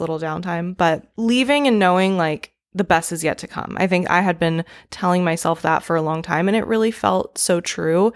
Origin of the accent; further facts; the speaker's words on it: East Coast, United States; now in California, United States; I'm from the East Coast